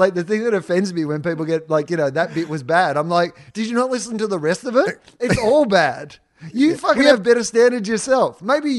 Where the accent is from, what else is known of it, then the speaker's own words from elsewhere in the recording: Mallacoota, Victoria, Australia; in high school, they called me the …. I was from Mallacoota, but I was also a ….